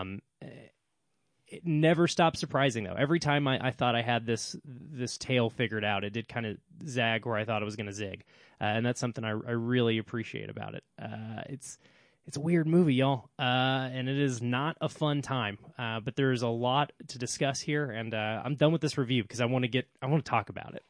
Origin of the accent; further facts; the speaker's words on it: United States; me as an American